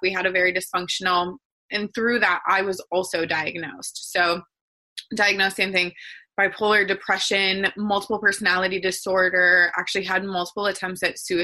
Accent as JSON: {"language": "English", "region": "Wisconsin", "country": "United States", "tie": "born or raised there", "moved": "yes", "lives_now": "San Diego, United States", "said": "I grew up in Wisconsin"}